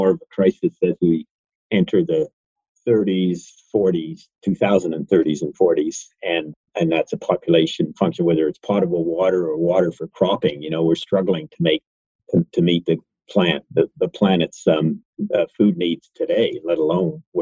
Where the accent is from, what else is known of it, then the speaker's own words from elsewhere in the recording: Eastern Canada, Canada; growing up in Eastern Canada